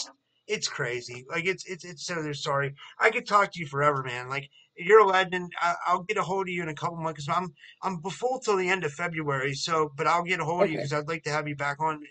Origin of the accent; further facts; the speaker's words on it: United States; I've been born and raised in America